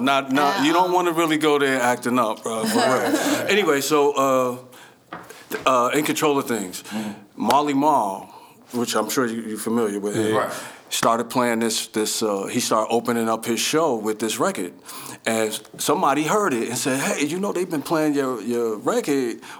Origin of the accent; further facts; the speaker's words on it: Paterson, New Jersey, United States; I'm from Patterson.